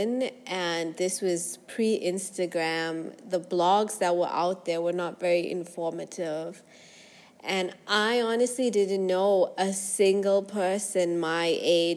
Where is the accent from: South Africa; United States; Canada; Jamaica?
South Africa; moved away as an adult; also born or lived in South Korea / Kuwait; now in Dubai, United Arab Emirates; I grew up in South Africa